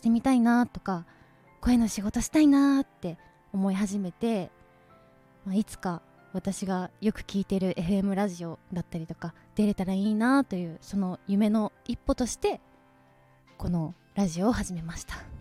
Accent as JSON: {"language": "Japanese", "region": "Nara", "country": "Japan", "tie": "born or raised there", "also_born_or_lived": "Osaka", "moved": "yes", "lives_now": "Tokyo, Japan", "said": "大阪生まれ奈良育ち"}